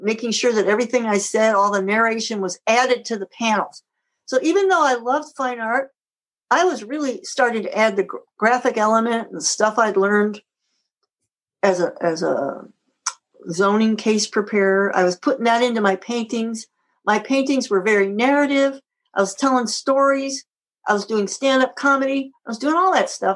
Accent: Chicago, Illinois, United States; moved away; also born or lived in Fox Lake, Illinois / Syracuse, New York; I'm from Chicago

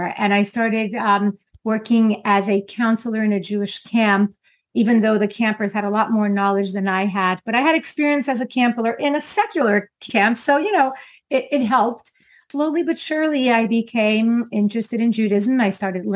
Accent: Brazil; now in Florida, United States; I'm from Brazil

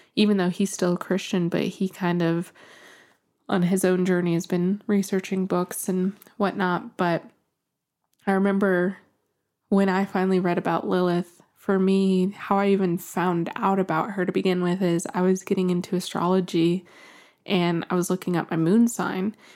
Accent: New Mexico, United States; I'm from New Mexico

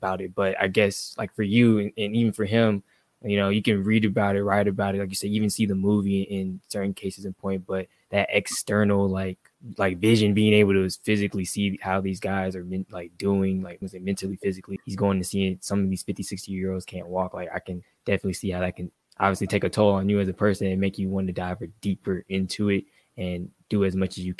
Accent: Atlanta, Georgia, United States; here in my hometown

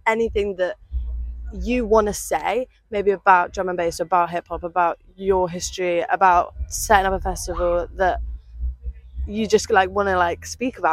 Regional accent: Bristol, South West England, United Kingdom; moved away as an adult; growing up in Bristol

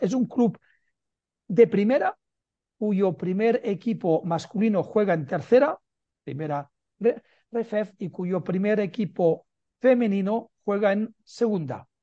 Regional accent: Barcelona, Catalonia, Spain; now in Madrid, Spain; nacido en Barcelona y vivo en Madrid

